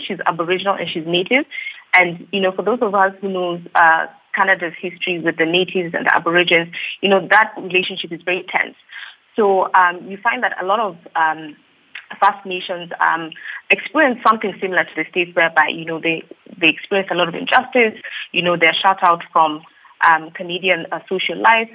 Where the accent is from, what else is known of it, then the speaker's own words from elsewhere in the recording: Kenya; I'm Kenyan as well.